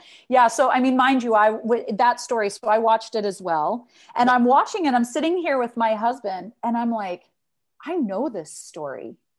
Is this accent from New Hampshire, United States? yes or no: no; Salt Lake City, Utah, United States; moved away as an adult; now in Amsterdam, Netherlands; growing up in Salt Lake City, it's a very religious community.